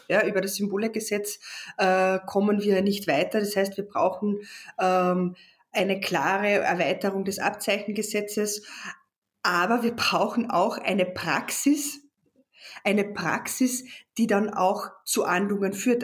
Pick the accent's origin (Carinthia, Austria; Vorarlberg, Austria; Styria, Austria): Carinthia, Austria; als Kärntner Slowenin